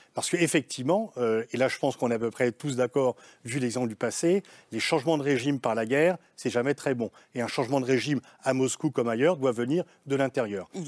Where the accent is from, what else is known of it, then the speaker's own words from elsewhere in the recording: France; je suis français